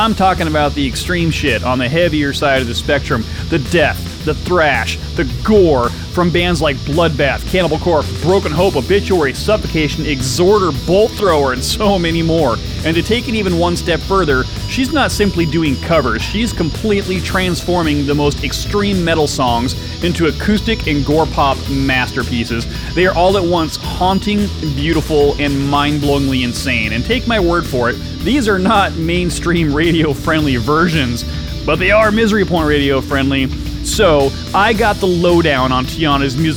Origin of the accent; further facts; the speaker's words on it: Salem, Oregon, United States; moved away; I was born in Salem, so I know the area well